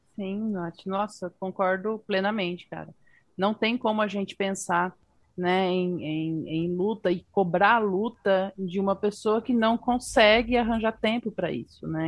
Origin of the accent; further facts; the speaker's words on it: Paraguay; eu sou paraguaia do Paraguai